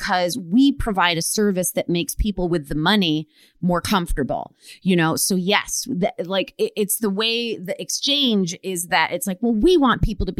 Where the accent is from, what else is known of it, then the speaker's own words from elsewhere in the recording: Rochester, Michigan, United States; now in California, United States; the Detroit suburbs, I'm from Rochester, Michigan